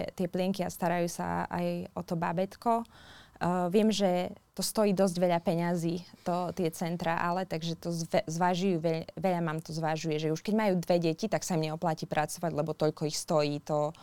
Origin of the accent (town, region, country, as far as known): Slovakia; now in New Zealand